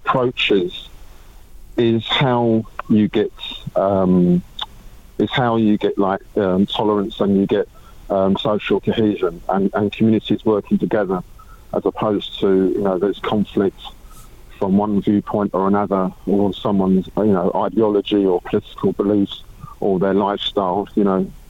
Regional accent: United Kingdom; I'm British

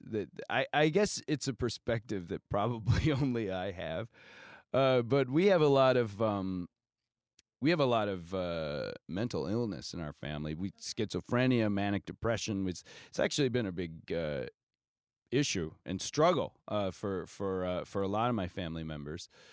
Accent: Norwalk, Ohio, United States; now in New York, United States; my hometown of Norwalk, Ohio

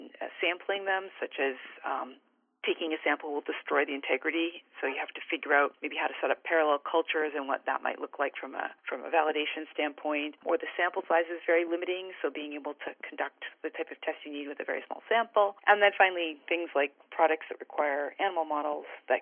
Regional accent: Canada; moved away as an adult; also born or lived in British Columbia / San Diego; I'm originally Canadian, and I graduated from the University of British Columbia

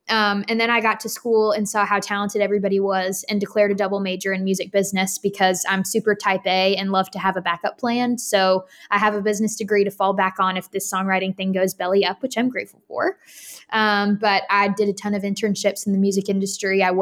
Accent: Katy, Texas, United States; also born or lived in Florida / Colorado; but I was born in Florida. Then we moved to Colorado. Then we moved to Texas. And then my parents moved when I was in college to Raleigh, North Carolina.

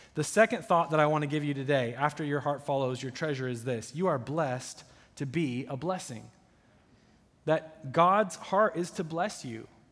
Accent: United States; as an American coming from opulence

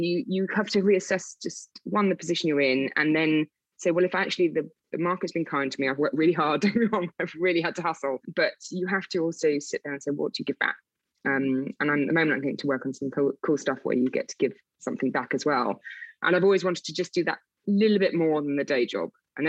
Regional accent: South West England, United Kingdom; accent: Wiltshire; I used to have a Wiltshire accent, to talk about my accent, I lost that really quickly because I got really picked on when I started in the city. So the Wiltshire accent had to go fast, but it sometimes creeps back.

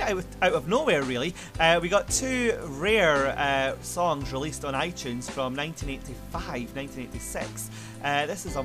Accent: Scotland, United Kingdom; I'm Scottish

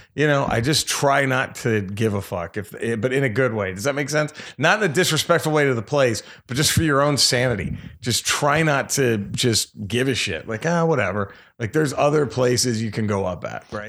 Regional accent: Dallas, Texas, United States; I'm from Dallas

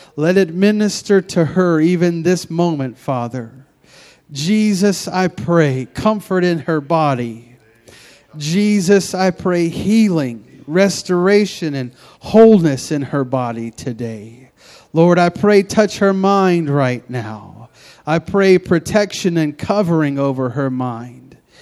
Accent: Memphis, Tennessee, United States; moved away as an adult; now in Pacific Northwest, United States; I moved from Memphis, Tennessee, all the way out here to the Pacific Northwest

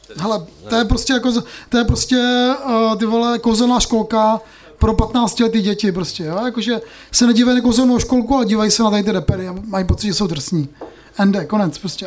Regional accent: Moravia, Czechia; my jsme vlastně z Moravy

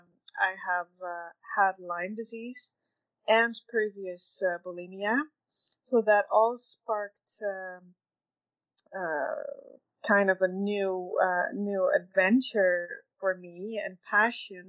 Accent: Netherlands; moved away as an adult; now in Red Deer, Canada; I am actually Dutch. I moved together with my husband and oldest son in 2002 to Canada. And we were dairy farming in the Netherlands

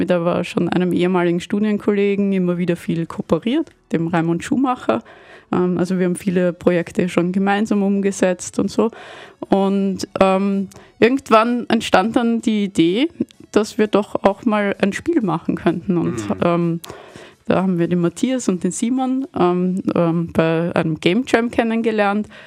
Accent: Vienna, Austria; also habe mich irgendwann entschieden, dass ich gerne wieder zurück nach Wien, nach Hause möchte, weil ich komme aus Wien

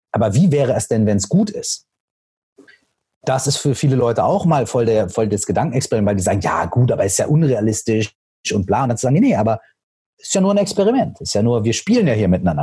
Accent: Minden, North Rhine-Westphalia, Germany; meiner Heimatstadt, aus Minden

